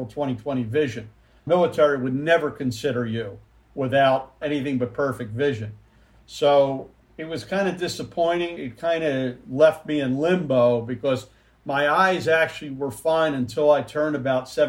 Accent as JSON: {"language": "English", "town": "Philadelphia", "region": "Pennsylvania", "country": "United States", "tie": "born or raised there", "said": "I grew up actually in the Philadelphia area"}